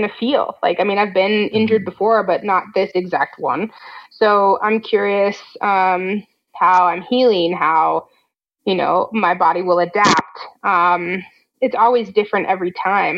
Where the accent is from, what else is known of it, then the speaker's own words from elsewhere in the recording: Fort Collins, Colorado, United States; I grew up in Fort Collins, Colorado